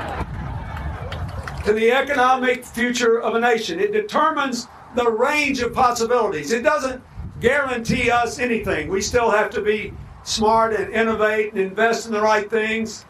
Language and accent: English; Arkansas, United States; when I was a boy growing up in Arkansas